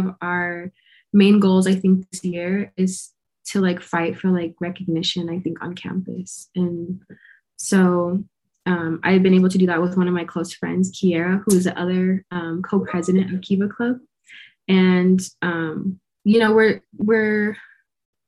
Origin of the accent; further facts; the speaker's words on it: United States; moved away; very, very tiny community on the Navajo Nation. It's called Nashchiri